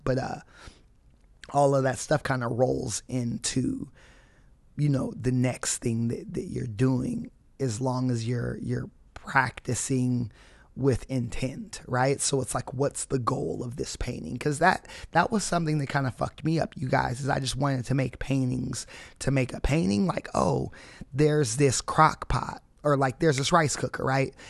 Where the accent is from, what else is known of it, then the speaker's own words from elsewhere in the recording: California, United States; also born or lived in Indianapolis, Indiana; I would say I'm from California